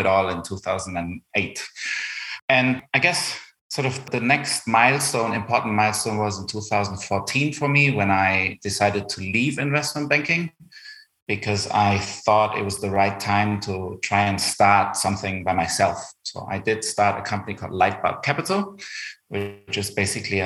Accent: Germany; accent: German; English is a second language; you spot my German accent. So I grew up in Germany. My dad's from Argentina

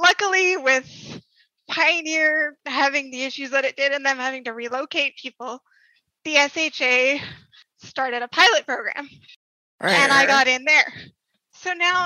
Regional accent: Vista, Saskatchewan, Canada; moved away as an adult; I'm originally from Vista.

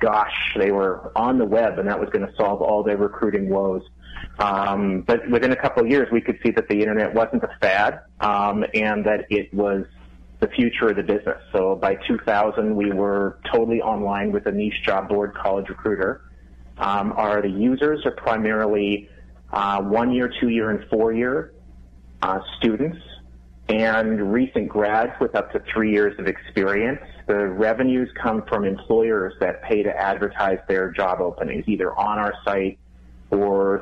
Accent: Winnipeg, Manitoba, Canada; now in Minneapolis, United States; I grew up in Winnipeg, Canada

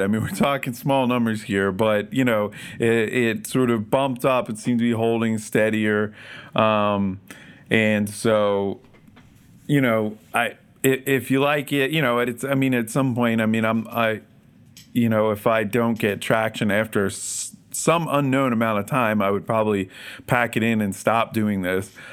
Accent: Philadelphia, Pennsylvania, United States; I grew up in the Philadelphia area

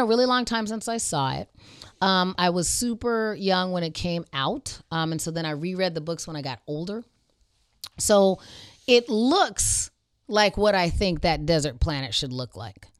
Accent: Arizona, United States; I grew up in Arizona.

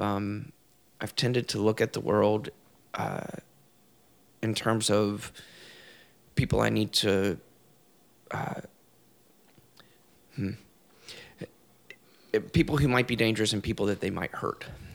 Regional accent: the South, United States; I grew up queer in the South

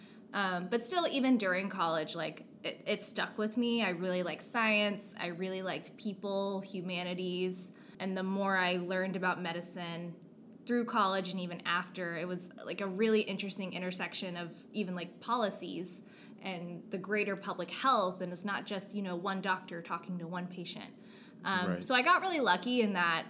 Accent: Dallas-Fort Worth area, Texas, United States; I grew up in the Dallas-Fort Worth area of Texas, was basically there most of my life

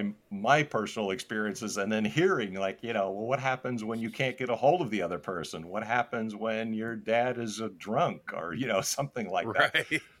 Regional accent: New Jersey, United States; I actually grew up in Northern New Jersey, which no one would know that I grew up in Northern New Jersey and why.

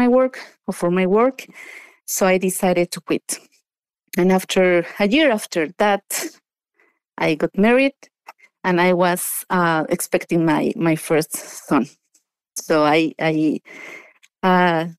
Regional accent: Mexico City, Mexico; moved away as an adult; now in United States; So I was born and raised in Mexico. I was raised in a suburban area of Mexico City.

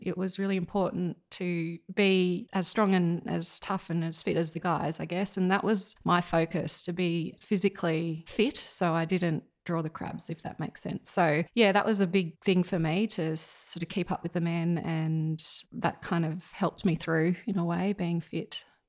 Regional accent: Yass, New South Wales, Australia; also born or lived in Sydney; now in Murrumbidgee, Australia; we moved down to just outside of Yass when I was about three

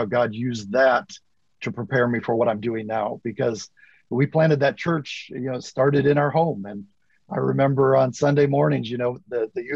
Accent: Grayling, Michigan, United States; moved away as an adult; also born or lived in Okinawa, Japan; now in Japan; I was born in Grayling and have had ties to the state ever since

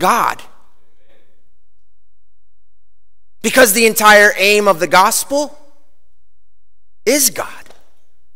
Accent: Chicago, Illinois, United States; I grew up in Chicago

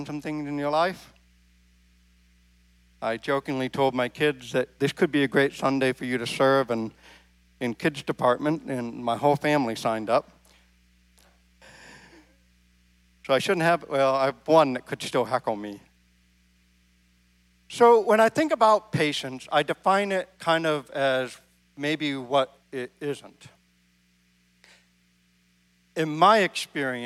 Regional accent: Maine, United States; now in Midwest, United States; I grew up in Maine.

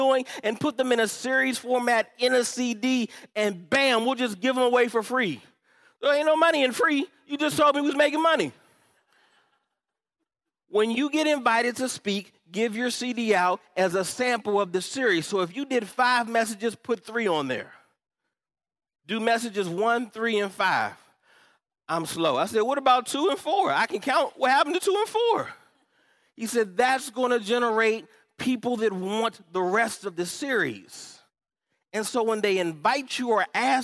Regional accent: Upper Marlboro, Maryland, United States; I'm from Upper Marlboro, Maryland

